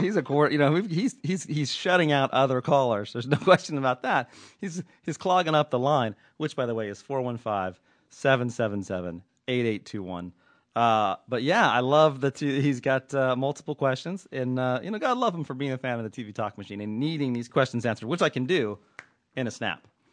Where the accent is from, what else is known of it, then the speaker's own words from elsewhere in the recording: Southern California, United States; also born or lived in Oakland; I'm nothing if not a hockey fan growing up in Southern California.